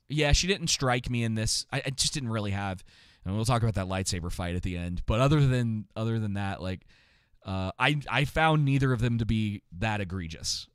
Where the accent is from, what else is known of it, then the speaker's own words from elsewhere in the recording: Atlanta, Georgia, United States; I grew up in Atlanta